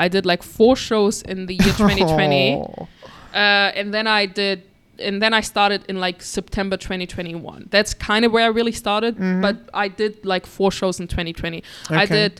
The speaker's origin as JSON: {"language": "English", "region": "Hamburg", "country": "Germany", "tie": "born or raised there", "said": "I grew up in the big city. Mm-hmm. I grew up in Hamburg city, like in the center, and I only know people from Hamburg."}